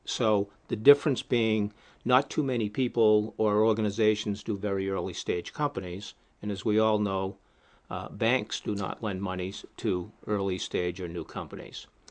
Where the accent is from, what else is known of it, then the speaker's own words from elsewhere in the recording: New England, United States; I'm from the New England area.